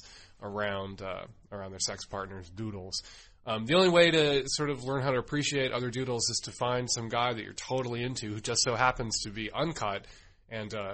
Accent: United States; I grew up in the United States

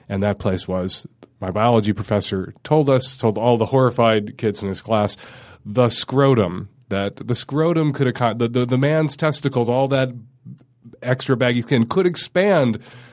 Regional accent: Chicago, Illinois, United States; now in Seattle, United States; I grew up in Chicago

